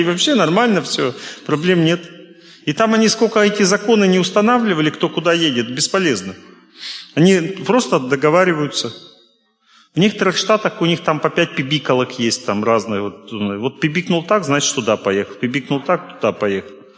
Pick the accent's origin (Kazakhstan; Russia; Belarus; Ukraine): Russia; я из России